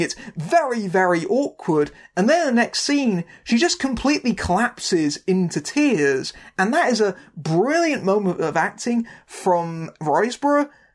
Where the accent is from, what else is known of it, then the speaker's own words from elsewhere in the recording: United Kingdom; I'm a Brit